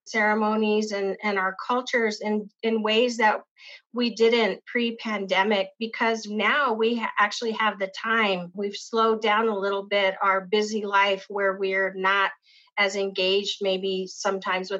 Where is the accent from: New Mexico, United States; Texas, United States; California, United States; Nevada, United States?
New Mexico, United States; Pueblo of Isleta; I grew up in the Pueblo of Isleta